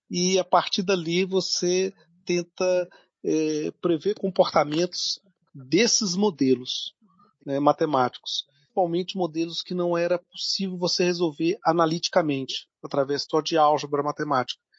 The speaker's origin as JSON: {"language": "Portuguese", "region": "Minas Gerais", "country": "Brazil", "moved": "yes", "said": "vou dizer que eu vim da Terra mesmo, né? Lá das terras de Minas Gerais. Né? Por isso que eu sou atleticano né? fiel."}